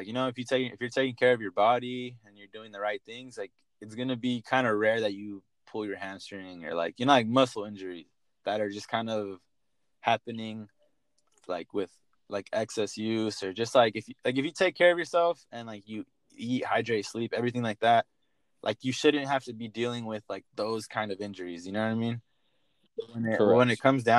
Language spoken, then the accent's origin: English; San Diego, California, United States; originally I'm from San Diego, so it's kind of nice to be home